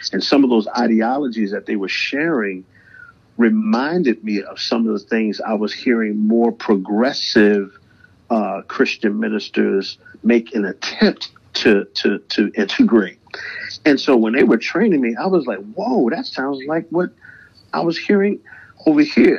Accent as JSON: {"language": "English", "town": "Baltimore", "region": "Maryland", "country": "United States", "tie": "born or raised there", "also_born_or_lived": "Atlanta", "said": "music has been a huge part of my life uh, growing up in Baltimore"}